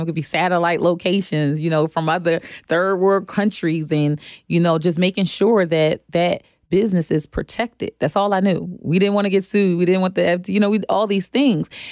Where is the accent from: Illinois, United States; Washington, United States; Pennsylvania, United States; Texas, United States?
Pennsylvania, United States; Philadelphia; now in Charlotte, United States; I'm from Philadelphia. Um, now I'm living in Charlotte